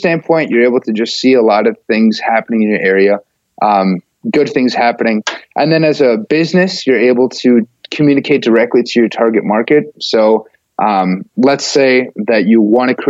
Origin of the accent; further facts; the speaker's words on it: Fargo, North Dakota, United States; I grew up in Fargo